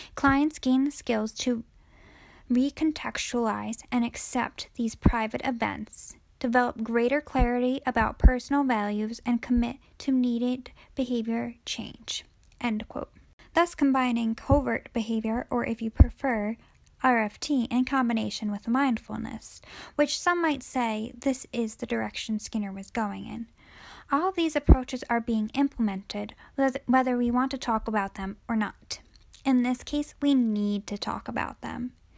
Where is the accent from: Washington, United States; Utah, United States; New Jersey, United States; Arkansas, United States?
New Jersey, United States; I am from and currently still a resident of New Jersey, born and raised